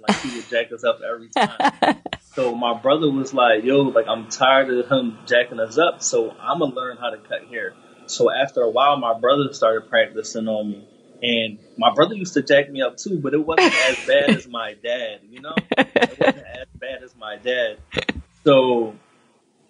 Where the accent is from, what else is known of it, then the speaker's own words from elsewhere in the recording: Philadelphia, Pennsylvania, United States; I grew up in the North Philadelphia section, Huntington Park to be exact